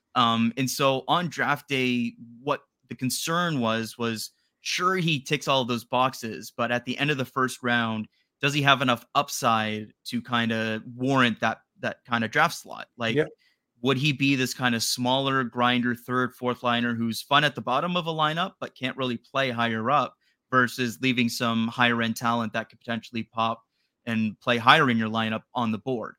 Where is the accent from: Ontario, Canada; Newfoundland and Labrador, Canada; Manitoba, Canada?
Ontario, Canada; Strathroy; Easton Cowan's from Strathroy, Ontario. I, he's from my hometown